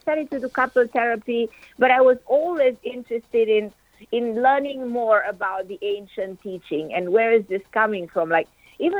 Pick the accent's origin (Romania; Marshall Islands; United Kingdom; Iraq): Romania; Transylvania; moved away as an adult; now in United States; I grew up in Romania